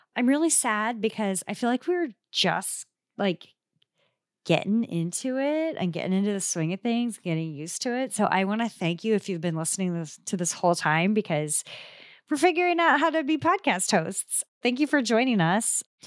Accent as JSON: {"language": "English", "region": "Midwest", "country": "United States", "accent": "Midwestern", "said": "my Midwestern accent"}